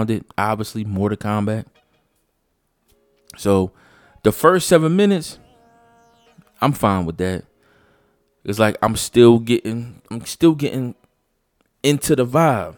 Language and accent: English; Philadelphia, Pennsylvania, United States; moved away; I'm from Philly